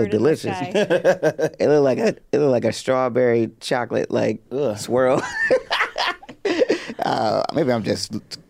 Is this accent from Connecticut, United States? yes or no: yes; Connecticut, United States; also born or lived in Atlanta, Georgia; now in California, United States; Yeah. No, because I was born in Connecticut.